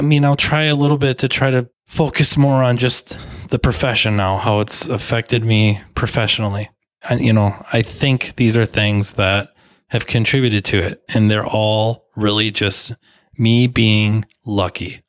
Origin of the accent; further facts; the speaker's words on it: United States; I was born in the United States of America